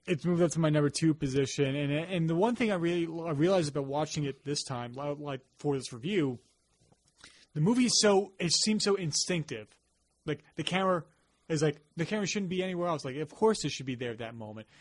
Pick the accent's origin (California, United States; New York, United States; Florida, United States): New York, United States; Long Island; we grew up in the suburbs, we grew up here on Long Island